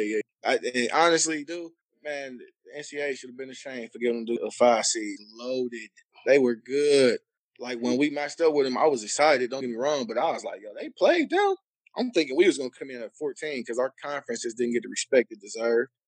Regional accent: Cleveland, Ohio, United States; moved away; also born or lived in Long Beach; I'm from Cleveland

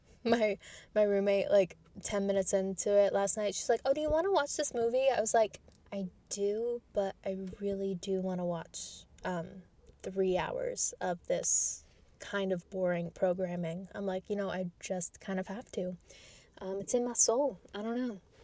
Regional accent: New York, United States; I'm from New York.

